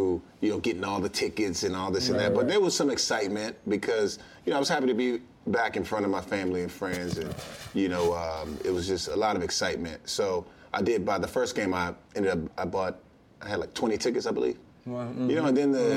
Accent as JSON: {"language": "English", "town": "Washington", "country": "United States", "tie": "born or raised there", "moved": "yes"}